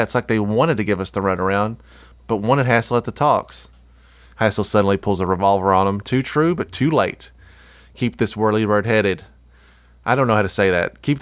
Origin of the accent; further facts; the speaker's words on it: New Jersey, United States; I did this all the time when I was growing up in Jersey.